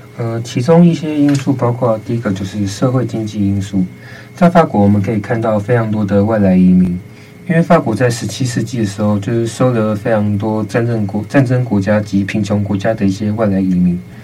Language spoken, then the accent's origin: Chinese; Taiwan; 我们台湾